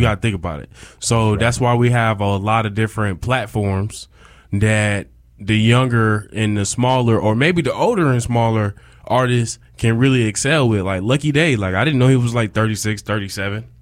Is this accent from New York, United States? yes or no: yes; Rochester, New York, United States; I'm from Rochester, New York. upstate New York.